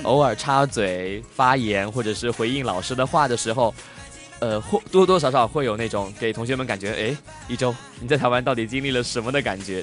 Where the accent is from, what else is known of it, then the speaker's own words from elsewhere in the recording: China; 作为一个中国人的文，文人素养